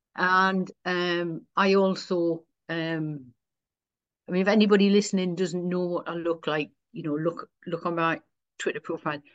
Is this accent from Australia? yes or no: no; Sunderland, North East England, United Kingdom; accent: local; I'm born and raised in Sunderland and, and, and that's, that's where I minister